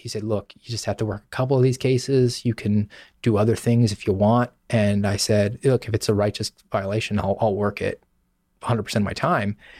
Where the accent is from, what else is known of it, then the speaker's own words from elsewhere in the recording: Savannah, Georgia, United States; moved away as an adult; also born or lived in Sioux City, Iowa; I'm from Savannah, Georgia, and I was a police officer there for a number of years